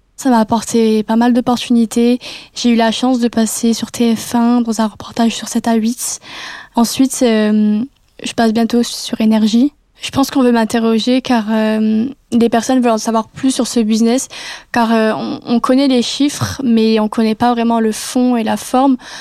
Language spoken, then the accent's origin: French; Metz, Grand Est, France; moved away as an adult; now in Nice, France; je suis originaire de Metz